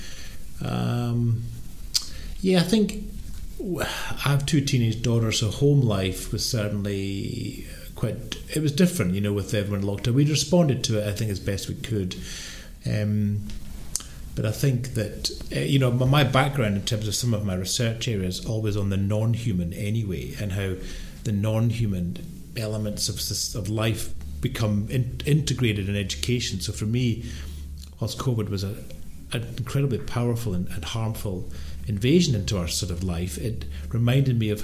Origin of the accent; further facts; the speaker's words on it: Edinburgh, Scotland, United Kingdom; accent: strong Scottish; I grew up in Edinburgh, obviously, in Scotland. You can maybe tell by my rather accent, my strong accent.